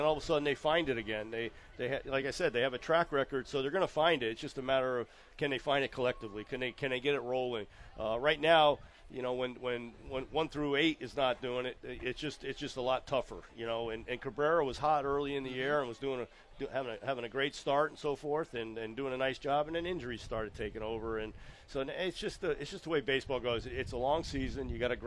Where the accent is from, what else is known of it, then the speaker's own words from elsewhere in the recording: Connecticut, United States; I grew up in Connecticut